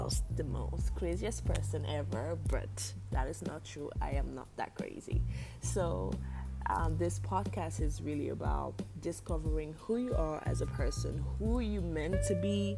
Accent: Cameroon; moved away; my home country, which is Cameroon

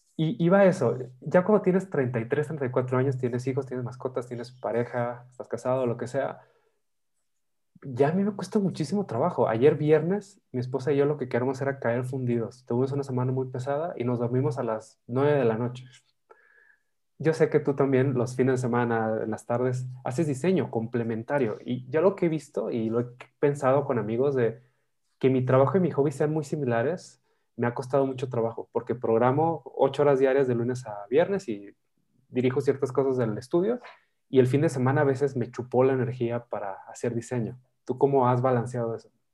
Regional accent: northern Mexico, Mexico; yo soy del norte de México

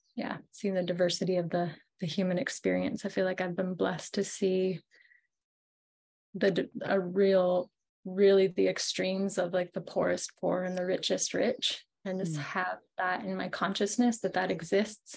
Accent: California near Mexico, United States; also born or lived in Peru; Growing up in California near Mexico

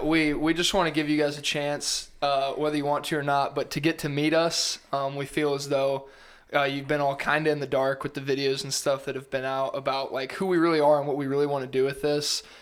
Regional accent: Council Bluffs, Iowa, United States; I grew up in Iowa, the western side of the state, Council Bluffs, my whole life

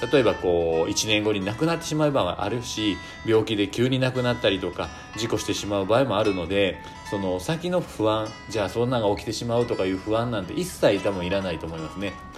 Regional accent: Shiga, Japan; now in Fukuoka, Japan; 実家、滋賀の方にこう帰るんですけれども

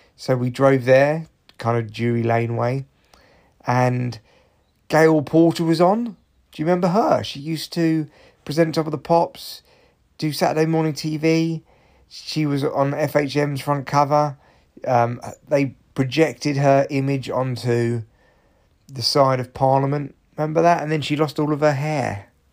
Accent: Barnet, London, United Kingdom; growing up in Barnet when I was young

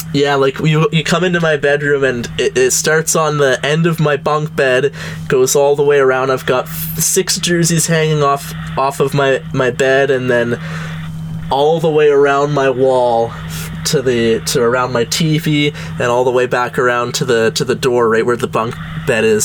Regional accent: Gananoque, Ontario, Canada; we're both from Gananoque, only five thousand people

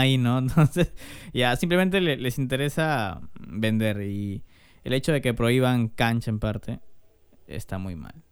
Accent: Peru; somos peruanos

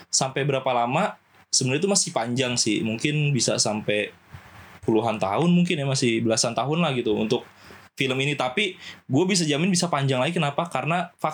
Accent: Java, Indonesia; gue belajar bahasa Jawa gue orang Jawa sebenarnya cuma gue bisa bahasa Jawa gue belajar bahasa Jawa tuh dari situ

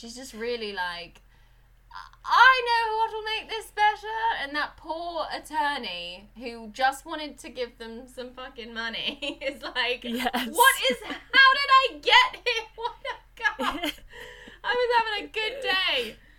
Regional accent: East of England, United Kingdom; There's no real reason for me to talk posh, because I'm from Suffolk and we should sort of sound very sort of farmery, like right bar, have you got a light boy? That's where I come from. There's a real sort of Suffolk accent that I don't have

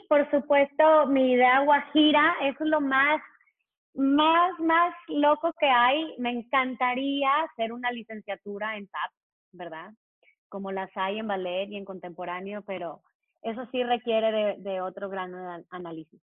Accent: Mexico; yo nací, yo nací en México, no nací en Estados Unidos

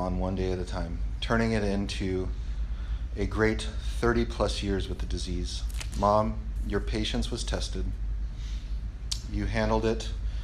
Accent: Long Beach, California, United States; growing up in Belmont Shore in the early 80s and into the 90s

